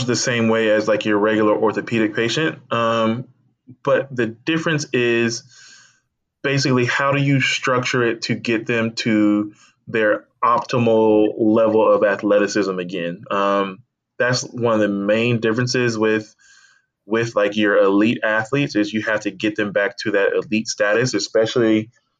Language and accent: English; Tallahassee, Florida, United States; also born or lived in Atlanta area, Georgia / Alabama; I moved to Tallahassee around the age of 11 or 12, and so I kind of grew up in Tallahassee, Florida.